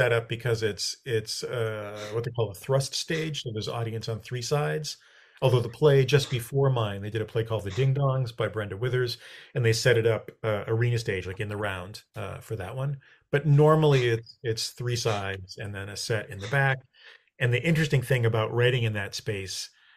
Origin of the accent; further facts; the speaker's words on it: Beverly, Massachusetts, United States; also born or lived in Worcester, Massachusetts; I grew up in Beverly.